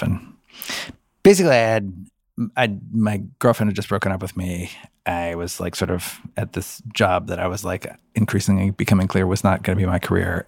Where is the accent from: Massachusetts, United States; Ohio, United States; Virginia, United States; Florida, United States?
Ohio, United States; Cincinnati; I grew up in Cincinnati, Ohio.